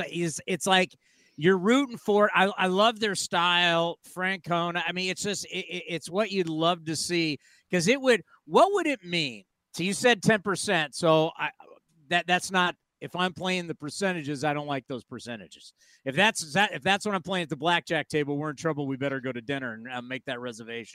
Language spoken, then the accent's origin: English; San Diego, California, United States; moved away; I'm originally from San Diego